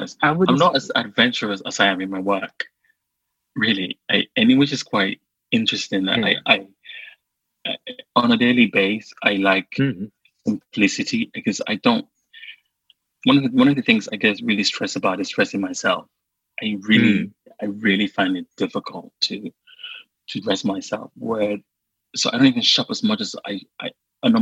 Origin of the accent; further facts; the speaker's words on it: Sierra Leone; English is a second language; moved away; I grew up in Sierra Leone with no access to pop and pop culture TV